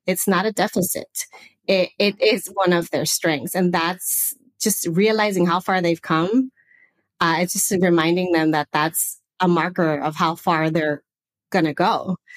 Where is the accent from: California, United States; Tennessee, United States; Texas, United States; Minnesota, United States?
California, United States; Los Angeles; accent: Southern California; moved away as an adult; also born or lived in Santa Barbara; now in Portugal; I am originally from the northeast San Fernando Valley area. So that's like uh, north of LA.